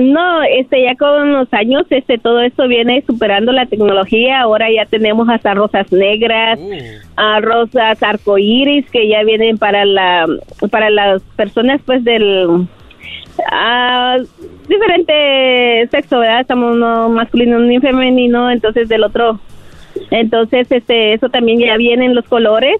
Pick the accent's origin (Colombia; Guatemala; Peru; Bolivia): Guatemala; moved away; yo vengo de Guatemala. Ah, ah, aquí me casé con mi esposo que es de México